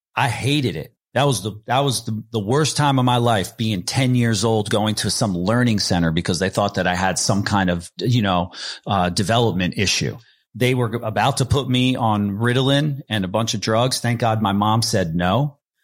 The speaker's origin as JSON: {"language": "English", "region": "New Jersey", "country": "United States", "tie": "born or raised there", "said": "my crew that I grew up with in New Jersey"}